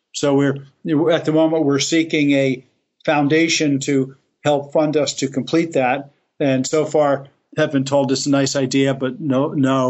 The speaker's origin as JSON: {"language": "English", "town": "Elizabeth", "region": "New Jersey", "country": "United States", "tie": "born or raised there", "said": "I grew up in Elizabeth, New Jersey, which is right across the the river from New York City"}